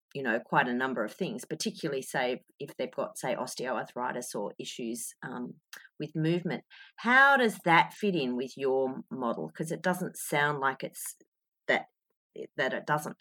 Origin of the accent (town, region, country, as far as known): Australia